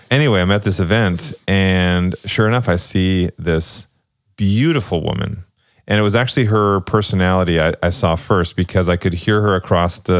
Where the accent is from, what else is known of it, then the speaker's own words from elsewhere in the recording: Toronto, Ontario, Canada; I'm from Toronto.